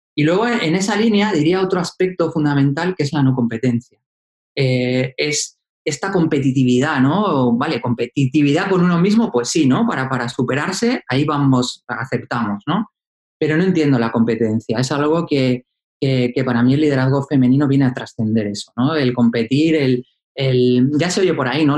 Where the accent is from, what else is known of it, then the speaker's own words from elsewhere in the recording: Asturias, Spain; yo soy asturiano y vivía en la cuenca minera